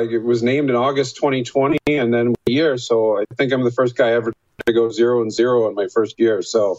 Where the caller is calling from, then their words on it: Pickering, Ontario, Canada; Joining you from my house in Pickering, just outside Toronto.